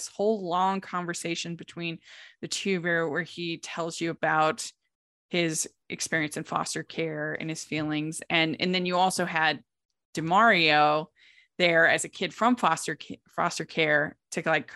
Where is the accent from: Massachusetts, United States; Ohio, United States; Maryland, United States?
Maryland, United States; I grew up in Maryland.